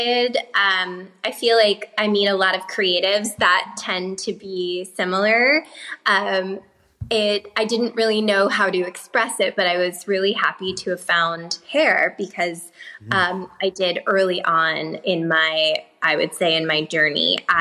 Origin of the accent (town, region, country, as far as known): Los Angeles, California, United States; born or raised there; also born or lived in New York